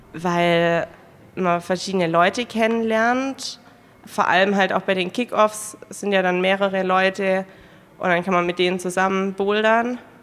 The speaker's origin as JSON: {"language": "German", "town": "Ravensburg", "region": "Baden-Württemberg", "country": "Germany", "said": "Ich komme aus Ravensburg"}